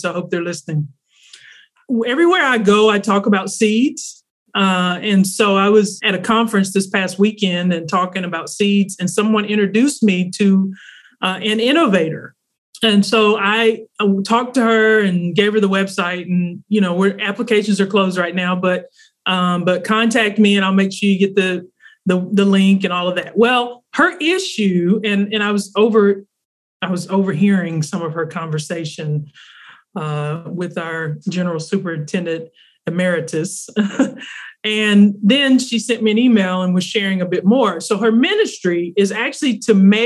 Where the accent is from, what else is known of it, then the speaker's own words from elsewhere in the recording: Arkansas, United States; also born or lived in East Coast / Southeast; now in North Carolina, United States; I am a Southern girl. I grew up in Arkansas and have lived mostly on the East Coast and Southeast for most of my life.